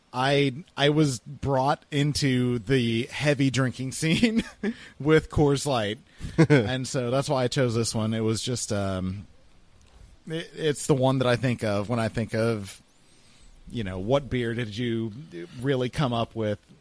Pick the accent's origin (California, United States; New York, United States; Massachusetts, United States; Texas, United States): Texas, United States; born or raised there